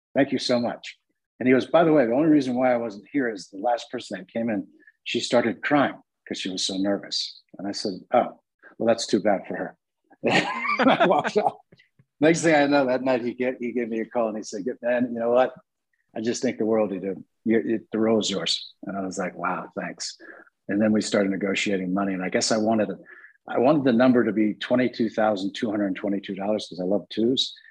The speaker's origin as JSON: {"language": "English", "town": "Santa Barbara", "region": "California", "country": "United States", "tie": "born or raised there", "said": "I'm from Santa Barbara"}